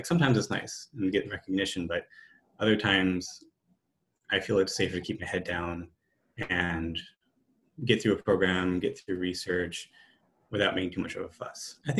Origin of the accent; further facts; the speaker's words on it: Washington, United States; being Native American. So like I said, I grew up in Washington State. My tribe is in Montana.